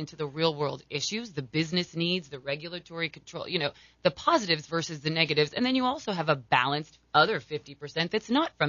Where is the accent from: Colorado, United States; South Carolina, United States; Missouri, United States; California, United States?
Colorado, United States; I'm from Colorado.